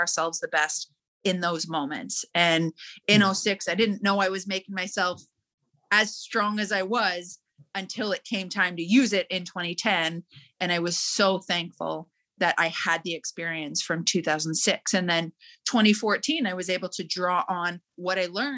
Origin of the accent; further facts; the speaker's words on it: Calgary, Alberta, Canada; Growing up in Calgary